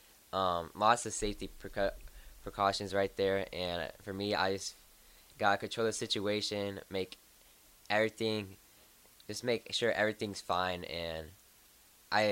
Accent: Lincoln, Nebraska, United States; I was born in Lincoln, Nebraska

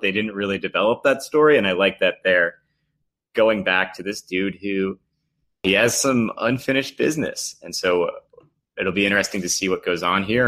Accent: Port Jefferson, New York, United States; I'm from Port Jefferson.

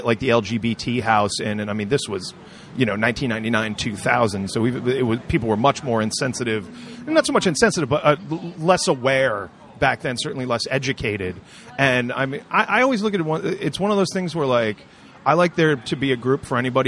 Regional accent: Warwick, Rhode Island, United States; also born or lived in Providence, Rhode Island; I'm born in Providence, grew up mostly in Warwick.

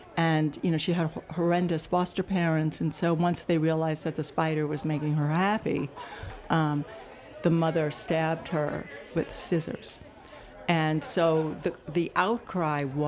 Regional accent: New York City, New York, United States; also born or lived in Yonkers, New York; now in Los Angeles, United States; I was born in the Bronx, but then, you know, pretty much went to school in Manhattan and college in Manhattan

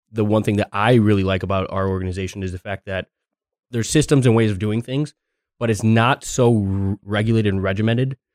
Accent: Chicago, Illinois, United States; I'm from Chicago

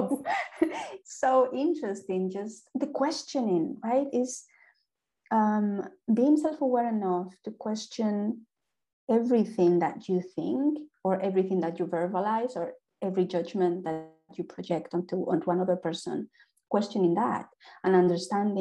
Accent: Spain; first language Spanish; English is a second language; moved away as an adult; also born or lived in France; now in Ireland; I am Spanish, but I am also Irish.

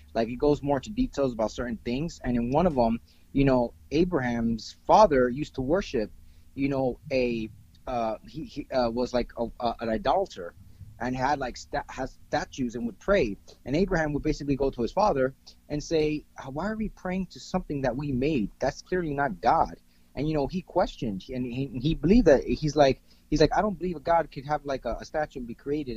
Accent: Miami, Florida, United States; also born or lived in Margate, Florida / Fort Lauderdale, Florida; I grew up in Miami, and right now I currently reside in the outskirts of Fort Lauderdale

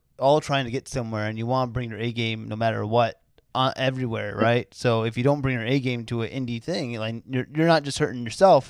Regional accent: Sayreville, New Jersey, United States; I'm from the hometown of … Central Jersey. Sayreville, New Jersey, which is in Central Jersey. Right. So I'm like, I live 20 minutes from Rutgers, New Brunswick.

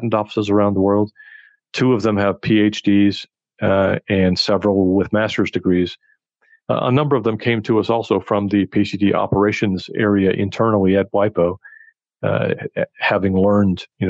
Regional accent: California, United States; moved away as an adult; now in Geneva, Switzerland; growing up in California, I happened to speak Spanish

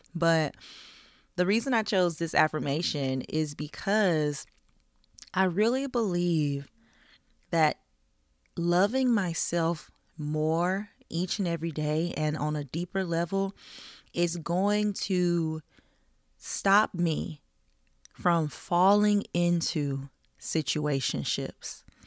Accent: the South, United States; I grew up in the South

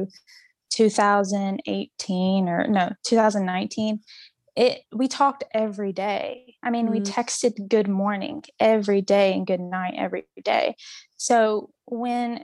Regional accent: Mississippi, United States; I am from Mississippi

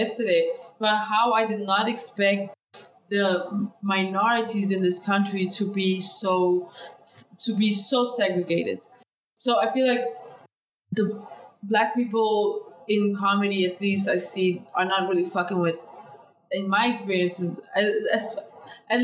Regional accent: Denmark; English is a second language; moved away; also born or lived in United Kingdom; growing up in these parallel societies in Denmark where like all the minorities are in one neighborhood

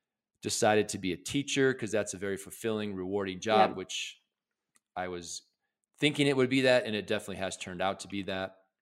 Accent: Midwest, United States; I grew up in the Midwest in a lower middle class family

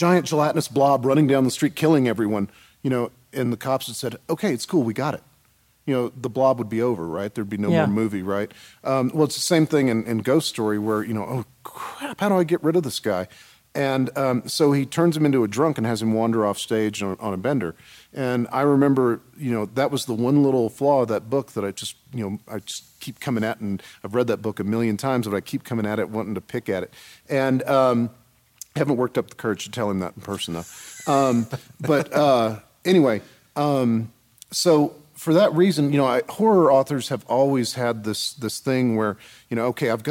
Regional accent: San Antonio, Texas, United States; I'm from San Antonio, and immigration issues are very, very real for us there.

